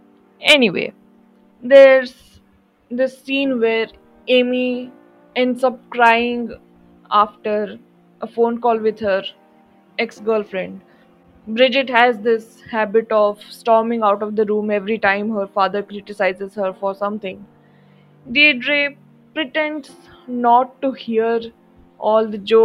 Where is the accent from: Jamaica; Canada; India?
India; as an Indian